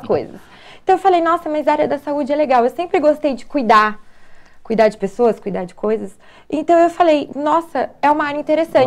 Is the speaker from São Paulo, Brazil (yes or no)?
yes; São José dos Campos, São Paulo, Brazil; eu sou de São José mesmo, nascida, criada, vivida, tudo aqui em São ah. José. Sou joseense.